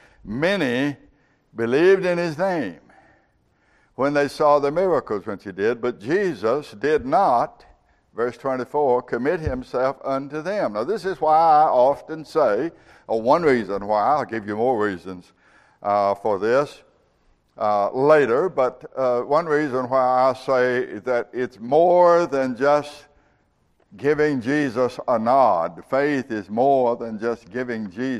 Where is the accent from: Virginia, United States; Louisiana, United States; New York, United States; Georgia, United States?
Georgia, United States; I grew up with in Georgia